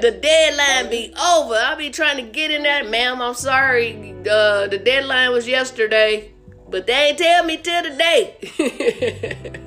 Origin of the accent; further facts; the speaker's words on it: Arkansas, United States; now in Las Vegas, United States; I'm from Arkansas